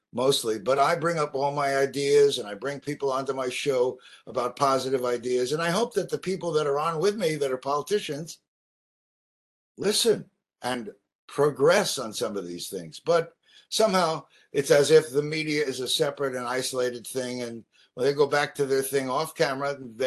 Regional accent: New York City, New York, United States; also born or lived in California; now in Maui, United States; I'm from New York, from Brooklyn, New York.

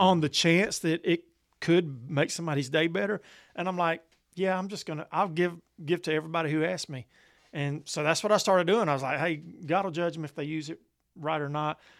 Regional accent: Columbus, United States; in my hometown of Columbus

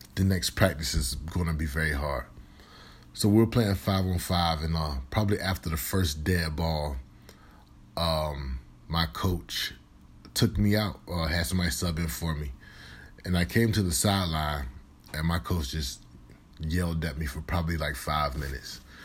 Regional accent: Virginia, United States; moved away as an adult; also born or lived in Minnesota; I'm originally from Virginia

